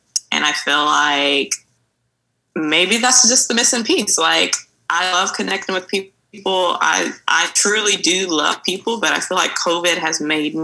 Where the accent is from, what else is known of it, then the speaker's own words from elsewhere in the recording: Mobile, Alabama, United States; moved away as an adult; now in Dallas, United States; I'm from Mobile, Alabama